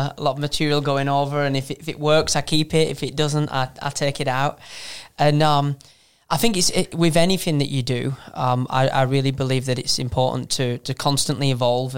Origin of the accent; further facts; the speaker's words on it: Manchester, North West England, United Kingdom; moved away as an adult; now in United States; I'm originally from Northern England, Manchester